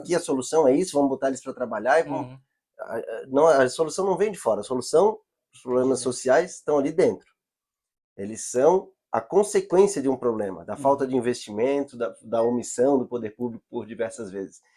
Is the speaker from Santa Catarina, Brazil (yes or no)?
yes; Florianópolis, Santa Catarina, Brazil; eu moro na ilha, sou nativo, sou manezinho